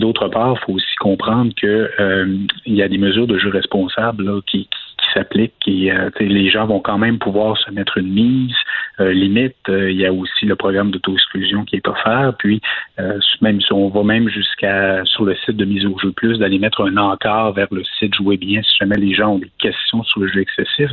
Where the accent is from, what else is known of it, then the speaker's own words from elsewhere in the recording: Quebec, Canada; en tant que Québécois